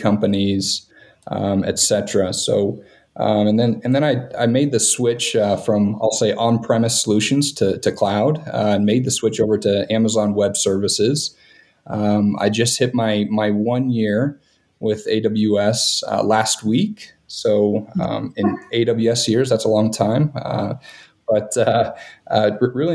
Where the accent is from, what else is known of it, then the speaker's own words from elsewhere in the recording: Montana, United States; now in Denver, United States; I'm based in Denver, but originally from Montana.